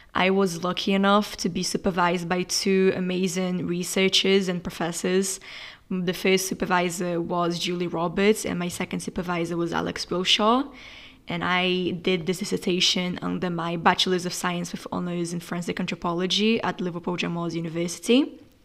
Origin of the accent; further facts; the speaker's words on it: Brazil; moved away as an adult; now in England, United Kingdom; I'm from Brazil and I'm studying in England.